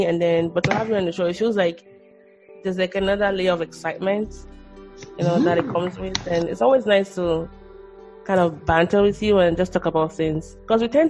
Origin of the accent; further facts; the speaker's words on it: Nigeria; moved away; also born or lived in United States; I describe myself as a Nigerian-born, US-educated, Korean-speaking, wandering intellectual